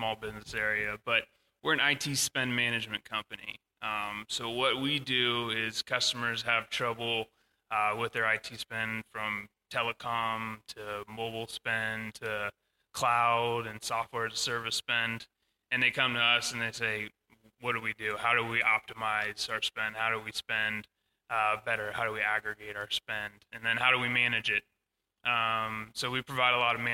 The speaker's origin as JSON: {"language": "English", "town": "Danville", "region": "California", "country": "United States", "tie": "born or raised there", "also_born_or_lived": "Davis, California / San Francisco, California", "said": "I grew up in the Bay Area, Danville, went to Monta Vista High School there"}